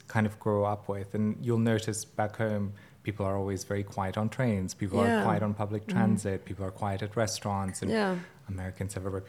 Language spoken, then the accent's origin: English; Bosnia & Herzegovina; moved away; I'm Bosnian, and lilies are the national flower of Bosnia.